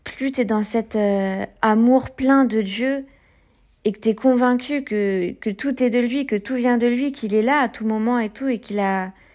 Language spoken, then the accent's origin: French; France; moved away; also born or lived in Provence-Alpes-Côte d'Azur; j'ai grandi près de la Manche où il y a des, des marées avec des coefficients importants